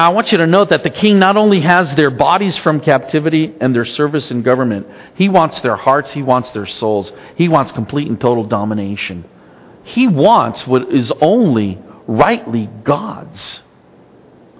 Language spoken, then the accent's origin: English; United States